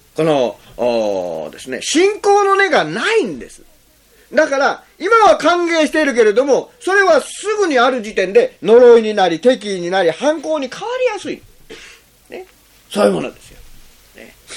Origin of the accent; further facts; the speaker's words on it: Zentsuji, Kagawa, Japan; moved away; 私の生まれたところは善通寺っていうところですよねそれまずっとこういう田舎の方ですけどね